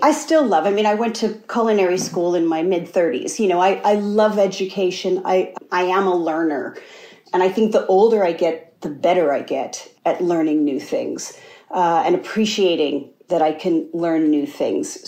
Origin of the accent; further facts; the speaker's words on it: Amsterdam, New York, United States; moved away; also born or lived in Schenectady, New York / Indiana; I was born in Schenectady, and then the 70s, we actually moved around a lot to Indiana and then back to New York. Uh, but I went to, you know, from a seven on, I went to school in Amsterdam, New York, which is even smaller